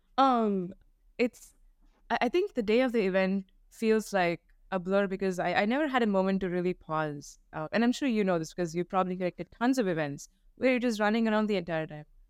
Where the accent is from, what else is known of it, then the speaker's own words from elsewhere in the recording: India; moved away as an adult; now in United States; growing up in India